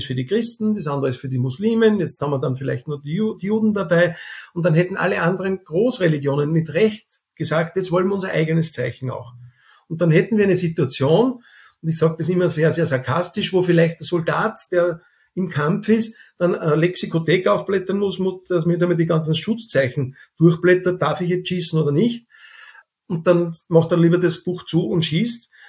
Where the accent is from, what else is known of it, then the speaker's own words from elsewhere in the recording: Austria; Wenn wir als Österreicher wohin fahren oder andere in andere Länder fahren als Rotes Kreuz, man ist dort schon bekannt